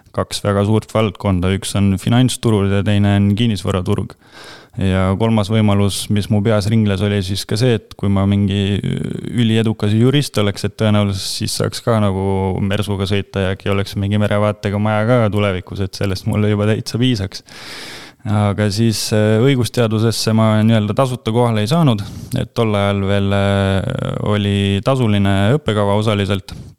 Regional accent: Rakvere, Lääne-Viru County, Estonia; ma olen väikelinnast ise pärit, Rakvere poiss

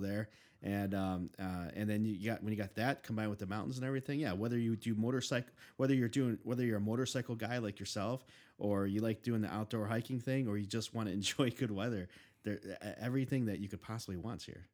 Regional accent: Chicago, Illinois, United States; I grew up, I was born and raised in Chicago

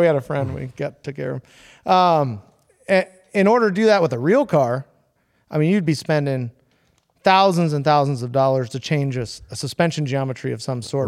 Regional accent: San Diego, California, United States; I grew up in Pacific Beach, which is not a car or hot rod town

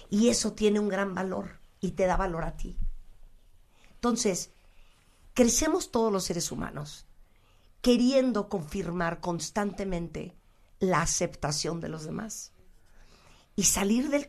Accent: Mexico; hola qué tal … soy mexicana

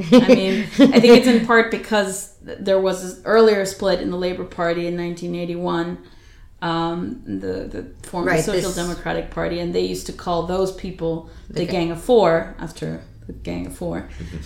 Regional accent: United States; as an American

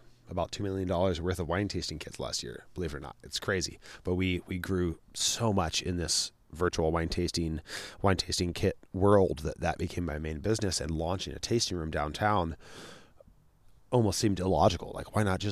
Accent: Sacramento, California, United States; growing up in Sacramento here, we grew up in South Sac, which is a really poor neighborhood

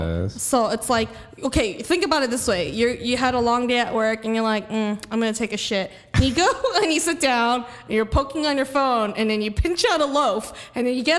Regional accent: Los Angeles, California, United States; I'm from L.A

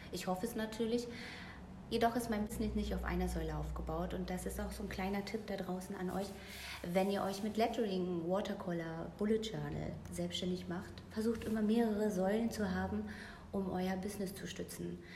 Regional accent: Mecklenburg-Vorpommern, Germany; also born or lived in Berlin; now in Paderborn, Germany; geboren in Mecklenburg-Vorpommern, mittlerweile 38 Jahre alt. Heimat des Herzens ist und bleibt Berlin und der Liebe wegen jetzt bei Paderborn äh, sesshaft geworden tatsächlich

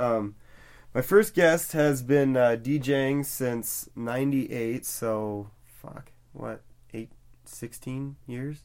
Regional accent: outside of Cedar Rapids, Iowa, United States; I'm originally uh, born and raised in Iowa outside of Cedar Rapids

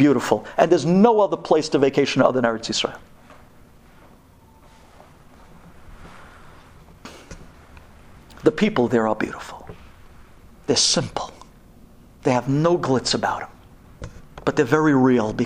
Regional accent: New York City, New York, United States; I'm from Brooklyn

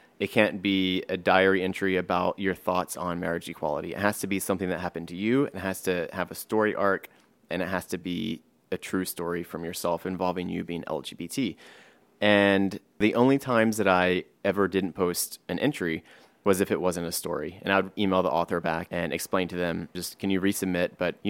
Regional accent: Driftwood, Texas, United States; now in New York, United States; And myself, I live in New York, but I'm not from here. I'm from Driftwood, which is a very small town in Texas.

